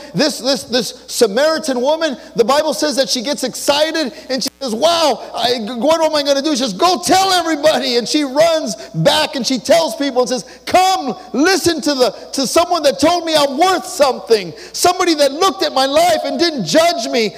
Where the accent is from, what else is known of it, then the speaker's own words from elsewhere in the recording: Los Angeles, California, United States; I was born and raised in East